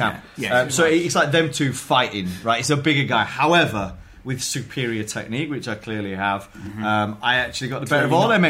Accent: Wakefield, Yorkshire and the Humber, United Kingdom; I'm from West Yorkshire, a place called Wakefield. I'm a Huddersfield Town fan, but born in Wakefield.

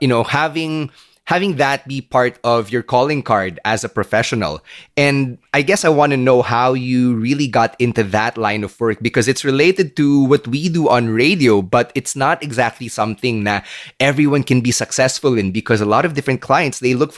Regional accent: Philippines; I grew up here in this third world country.

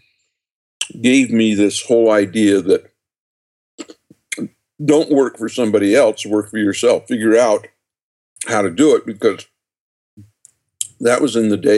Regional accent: just outside of Salt Lake City, Utah, United States; born or raised there

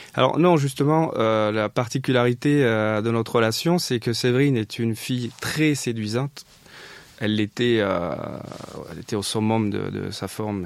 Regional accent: south of France, France; moved away as an adult; also born or lived in Montpellier; now in Paris, France; je venais du, sud de la France. J'avais fini mes études à Montpellier

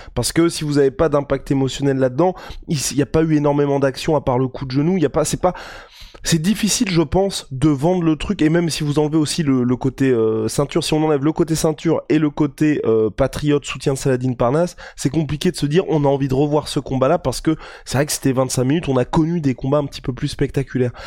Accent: France; en tant que Français

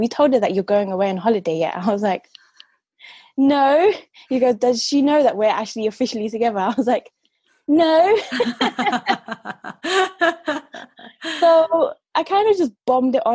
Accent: London, United Kingdom; I grew up in Southwest London

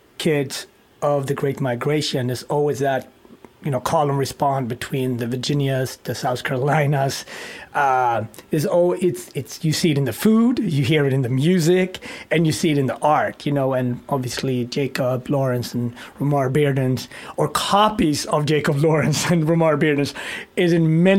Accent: Sweden; growing up in Sweden

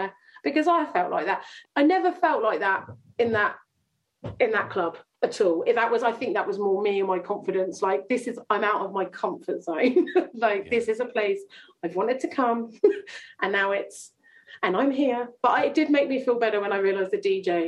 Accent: Chandler's Ford, South East England, United Kingdom; I grew up in Chandler's Ford

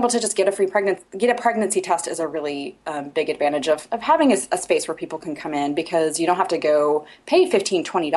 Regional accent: Indiana, United States; also born or lived in Portland, Oregon; this is my home. So I'm from Indiana

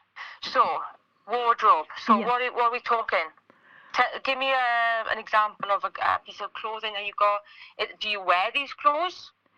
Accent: Wales, United Kingdom; I'm Welsh

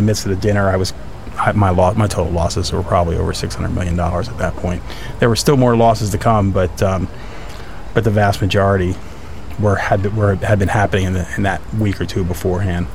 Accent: Bristol, Pennsylvania, United States; I grew up in Bristol, Pennsylvania, which is part of Bucks County

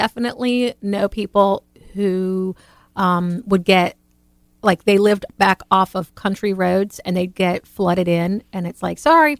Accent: Louisiana, United States; as a kid in Louisiana

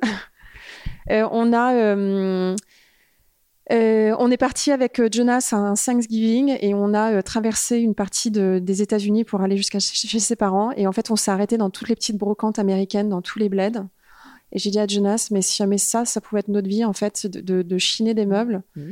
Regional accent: Paris, Île-de-France, France; moved away as an adult; also born or lived in United States / Los Angeles; je, suis née en France. J'ai grandi en France jusqu'à mes 21 ans

